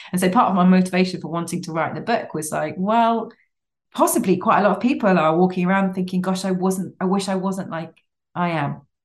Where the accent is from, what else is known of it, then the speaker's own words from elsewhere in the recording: Cambridge, East of England, United Kingdom; I grew up in Cambridge and various Cambridgeshire villages